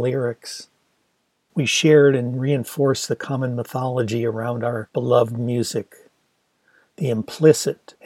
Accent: near Detroit, Michigan, United States; growing up near Detroit

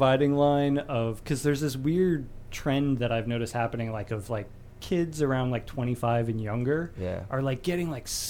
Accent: New Jersey, United States; We're originally from New Jersey. I continue to be from New Jersey

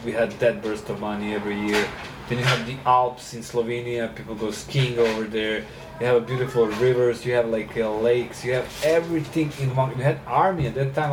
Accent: Serbia; moved away as an adult; also born or lived in South Carolina, United States; growing up in Serbia.

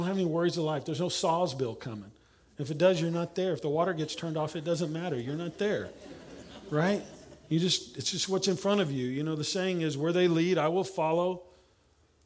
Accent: Oklahoma, United States; accent: southern; now in San Antonio, United States; I'm from Oklahoma

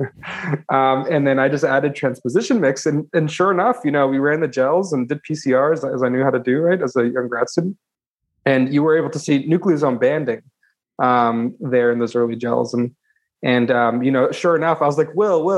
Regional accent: California Bay Area, United States; I grew up actually in the California Bay Area. It's called Silicon Valley

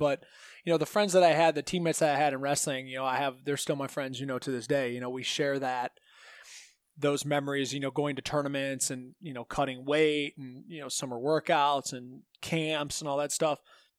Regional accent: Green, Ohio, United States; I grew up in Green, Ohio. You know, it's a really nice suburb.

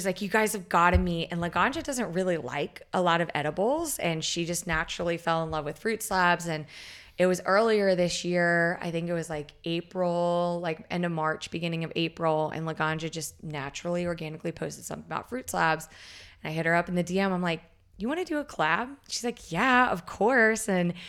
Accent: the South, United States; and growing up in the South, I get these people where they're like, cannabis is devil's lettuce.

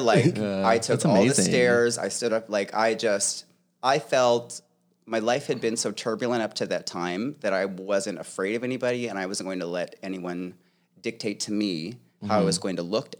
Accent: Clovis, California, United States; born there; also born or lived in Tucson; I was born in Clovis, California, but I was there for a very short period of time.

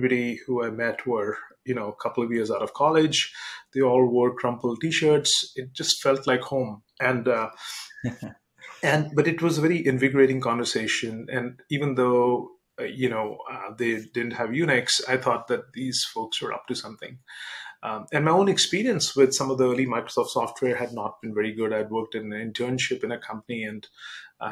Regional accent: India; moved away as an adult; now in United States; I grew up in India. I got my undergraduate degree in computer engineering in India.

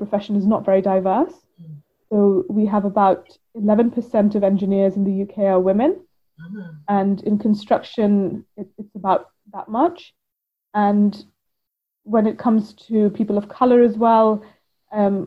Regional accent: India; now in United Kingdom; Growing up in India, it was much more part of our everyday culture.

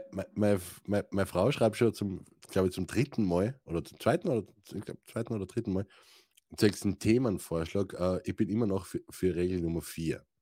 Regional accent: Styria, Austria; Oder ich bin ein Steirer, was interessiert mich Deutsch?

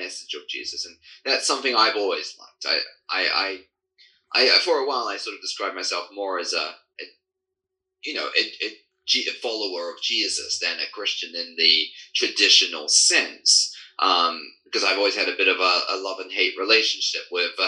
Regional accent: United Kingdom; British born, coming from a line of Anglican priests, actually, and throughout my family history, but being raised in a Baptist

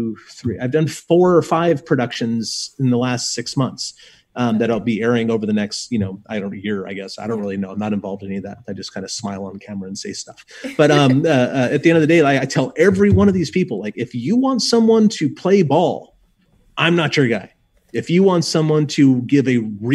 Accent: Southern California, United States; also born or lived in Cascades, Oregon; now in Oregon, United States; I grew up in Southern California

